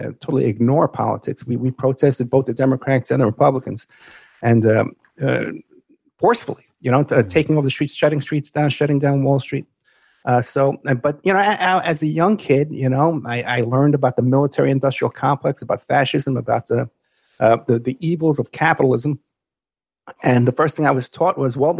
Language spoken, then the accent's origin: English; New York City, New York, United States; I grew up in the Bronx, New York, which was a poor area